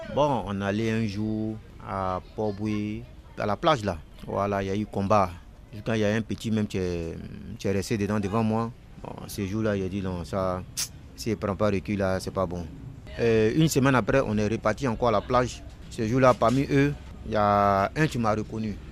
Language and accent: French; Abidjan, Côte d’Ivoire; j'étais de Trècheville